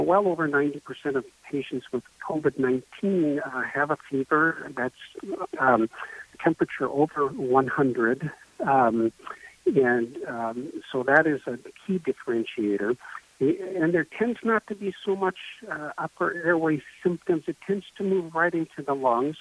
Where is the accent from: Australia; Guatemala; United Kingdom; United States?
United States; Bellingham, Washington; also born or lived in Arizona; I grew up in Bellingham, uh, then uh, trained in various places and actually practiced in Arizona for a number of years before relocating back here.